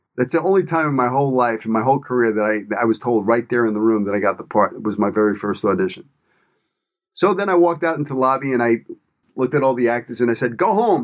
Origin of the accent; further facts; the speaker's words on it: New York City, New York, United States; moved away as an adult; also born or lived in Los Angeles; I grew up in Brooklyn, New York. I'm a product of my environment